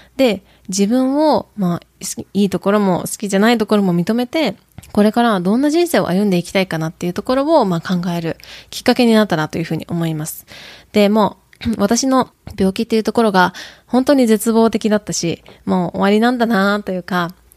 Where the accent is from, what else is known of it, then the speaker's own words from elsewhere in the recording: Kyoto, Japan; accent: Kyoto-ben, Kansai-ben; Tokushima Awa-ben; first language Japanese; also born or lived in Tokushima, Japan; now in United States; 私は日本で生まれ育って、えー、徳島で生まれて京都で過ごしました。